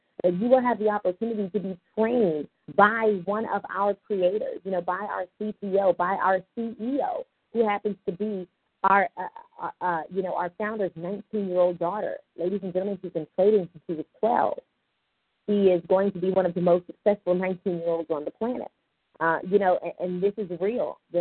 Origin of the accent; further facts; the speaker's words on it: Richmond, Virginia, United States; I'm originally from Richmond, Virginia